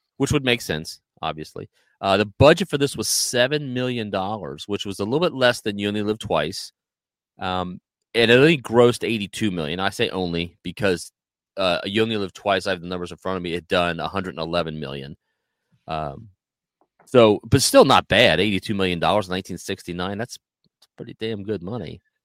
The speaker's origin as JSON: {"language": "English", "country": "United States", "said": "as a American"}